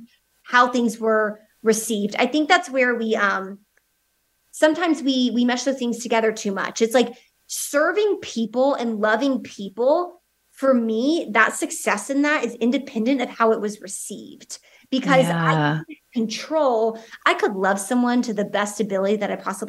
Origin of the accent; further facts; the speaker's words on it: the South, United States; I'm from the South United States